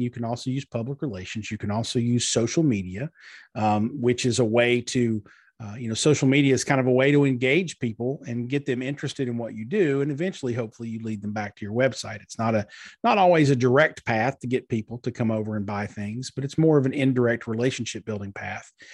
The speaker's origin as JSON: {"language": "English", "town": "Pikeville", "region": "Kentucky", "country": "United States", "tie": "born or raised there", "said": "Pikeville, Kentucky, which is my hometown in far eastern Kentucky"}